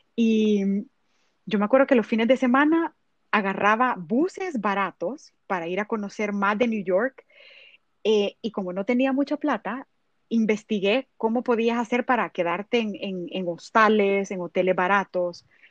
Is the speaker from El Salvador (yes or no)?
yes; El Salvador; yo como salvadoreña y, la verdad que yo represento mi país y me siento un gran orgullo de decir que soy del Salvador